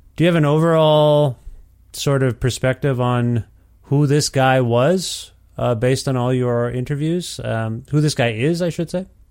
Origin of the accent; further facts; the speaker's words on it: Ontario, Canada; moved away; also born or lived in Guelph, Ontario; I'm from Ontario originally, and I lived in Guelph, Ontario